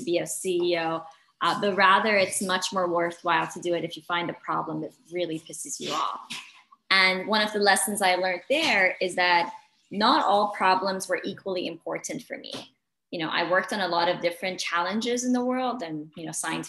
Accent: Dubai, United Arab Emirates; I grew up in Dubai, the UAE, which is where I am right now.

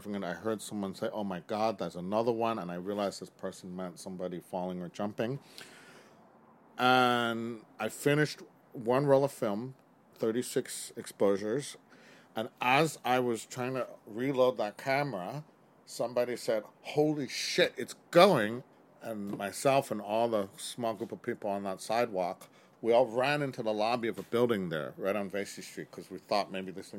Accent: New York City, New York, United States; I've been a lifelong New Yorker growing up here in Chinatown and around Chinatown, the Lower East Side

